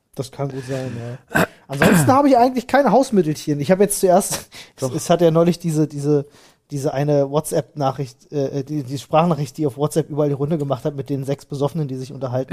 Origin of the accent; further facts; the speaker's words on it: Berlin, Germany; ich bin in Neukölln zur Schule gegangen